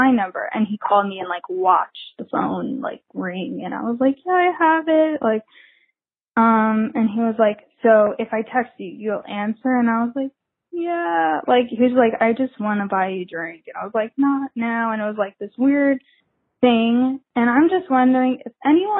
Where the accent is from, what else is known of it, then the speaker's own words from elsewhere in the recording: New Jersey, United States; moved away as an adult; now in Brooklyn, United States; I am living in Brooklyn. I go to work in Manhattan. I'm a graphic designer. And I'm from New Jersey